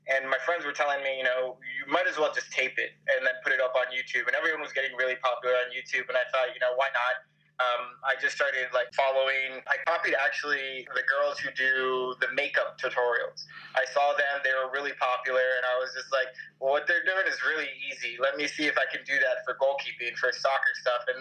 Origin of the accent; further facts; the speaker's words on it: Coral Springs, Florida, United States; moved away as an adult; now in Germany; I grew up in South Florida, in Coral Springs, Florida